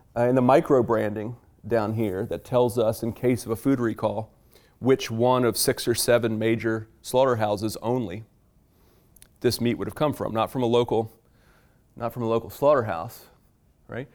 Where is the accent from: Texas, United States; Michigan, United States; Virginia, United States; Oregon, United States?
Virginia, United States; I am from Virginia